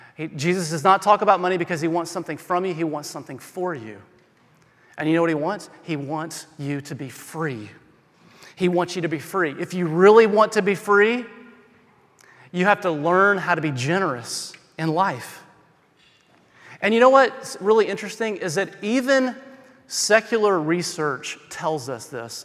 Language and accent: English; the South, United States; I'm from the South